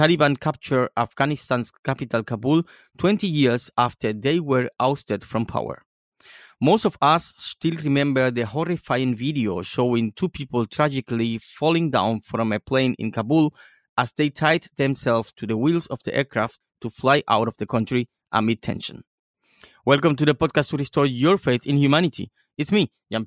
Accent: Cuba; now in Germany; I spent a few weeks in my homeland, Cuba.

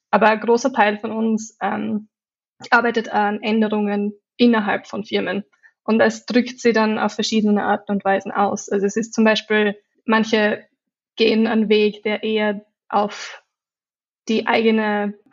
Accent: Austria; accent: Austrian; now in London, United Kingdom; ich komme ursprünglich aus Österreich, daher der österreichische Akzent.

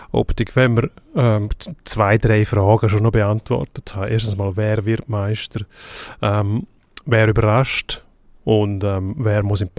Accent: Switzerland; Gott, schön, dass wir da als Schweizer 1-2 ins Ziel kommen

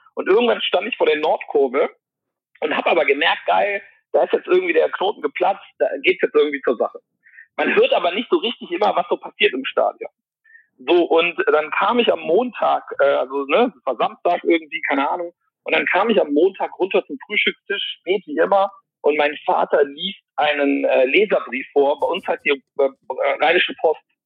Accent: Mönchengladbach, North Rhine-Westphalia, Germany; moved away; in meiner Heimat Mönchengladbach

